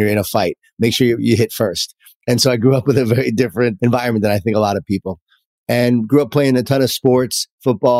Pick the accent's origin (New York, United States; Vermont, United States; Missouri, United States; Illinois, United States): New York, United States; Long Island; born or raised there